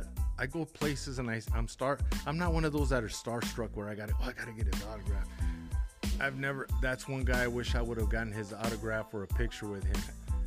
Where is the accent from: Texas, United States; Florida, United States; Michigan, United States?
Texas, United States; El Paso; champ, I'm from El Paso.